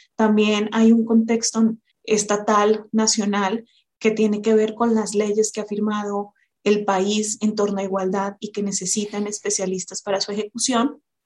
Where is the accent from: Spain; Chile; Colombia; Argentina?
Colombia; moved away as an adult; now in Mexico; soy colombiana